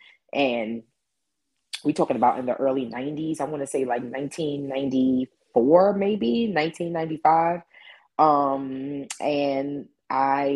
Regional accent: New York City, New York, United States; I'm from Queens originally

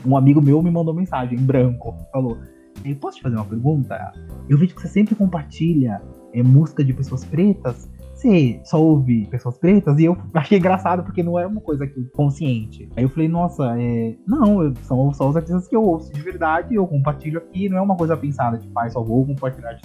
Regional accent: São Paulo, Brazil; eu sou de São Paulo, sou comunicador

